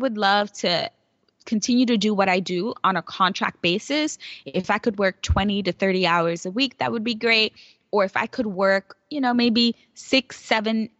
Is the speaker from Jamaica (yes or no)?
no; New York City, New York, United States; I grew up in New York City, and I grew up in one of the poorest boroughs, actually the poorest borough, the Bronx